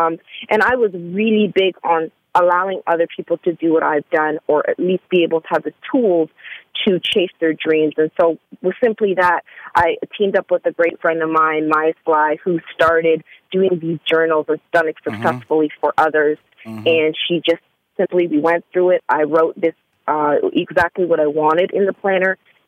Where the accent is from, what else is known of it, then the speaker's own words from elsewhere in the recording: Hamilton, Ontario, Canada; I grew up right outside of Toronto, and then I moved to Toronto in my 20s. So I pretty much say Toronto because most people don't know Hamilton, Ontario, which is a really small city right by Buffalo, across from the Buffalo